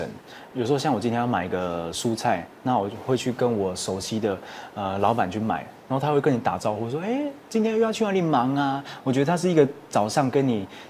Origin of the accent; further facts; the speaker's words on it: Hualien County, Taiwan; 对，我是花莲人。